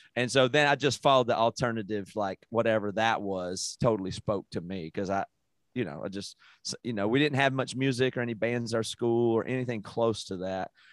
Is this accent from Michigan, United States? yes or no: no; South Carolina, United States; moved away as an adult; now in Seattle, United States; I grew up in South Carolina in the eighties and very rural South Carolina